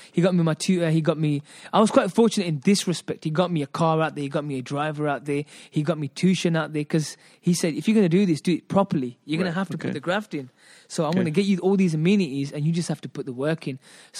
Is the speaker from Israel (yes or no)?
no; England, United Kingdom; because obviously I'm born and brought up in England.